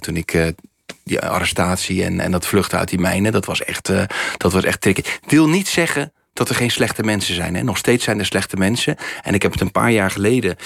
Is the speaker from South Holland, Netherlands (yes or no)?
yes; Rotterdam, South Holland, Netherlands; het land waar ik vandaan kom, en vooral mijn stad Rotterdam